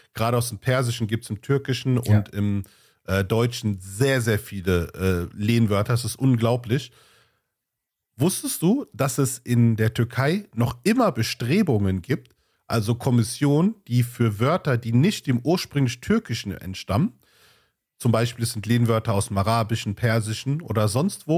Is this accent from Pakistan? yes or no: yes; Pakistan; now in Germany; ich komme aus äh, Pakistan. Unser Akzent wird immer mit diesen gewissen indischen Sprachen gleichgesetzt